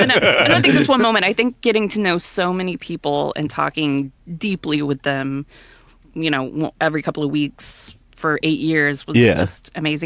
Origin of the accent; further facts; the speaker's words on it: Deer Park, Texas, United States; I'm from Deer Park.